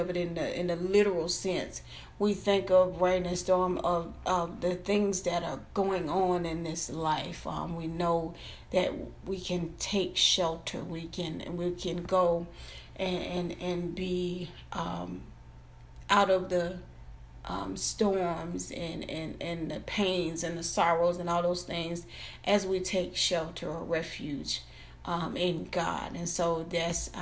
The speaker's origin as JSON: {"language": "English", "region": "Florida", "country": "United States", "said": "I'm from Florida, so I've been through hurricanes."}